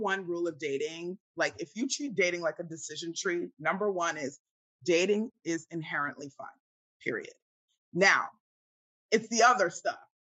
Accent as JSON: {"language": "English", "country": "Nigeria", "said": "I'm Nigerian. If I really wanted to get a husband, I would get somebody to go to the village, bring me someone"}